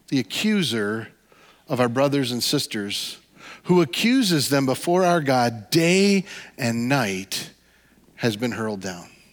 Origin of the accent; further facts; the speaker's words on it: Midwest, United States; we're all from the Midwest